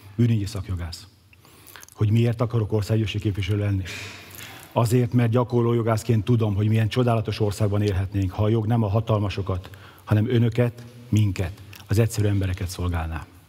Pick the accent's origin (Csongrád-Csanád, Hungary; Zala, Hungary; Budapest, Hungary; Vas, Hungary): Csongrád-Csanád, Hungary; Szeged; szegedi születésű, szegedi lakos